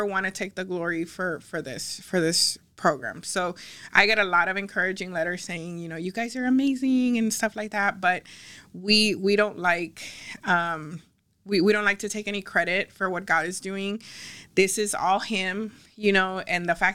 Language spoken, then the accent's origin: English; Ciudad Acuña, Coahuila, Mexico; moved away; also born or lived in Del Rio, Texas, United States; I'm from Del Rio, and not only am I from Del Rio, I was raised in Acuña